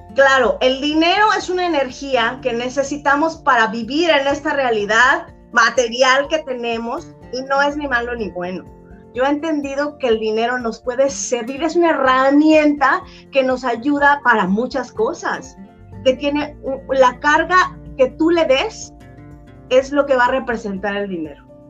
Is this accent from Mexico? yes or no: yes; Mexico; yo soy mexicana, amo mi país